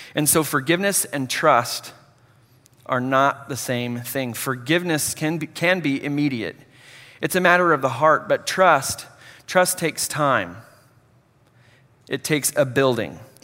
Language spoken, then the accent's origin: English; Hutchinson, Kansas, United States; a junior college in Hutchinson, my hometown